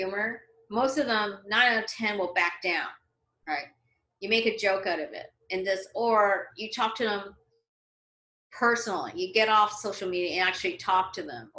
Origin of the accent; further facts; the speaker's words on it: Canada; moved away as an adult; now in Los Angeles, United States; when I was growing up in Canada, there weren't that many Chinese people.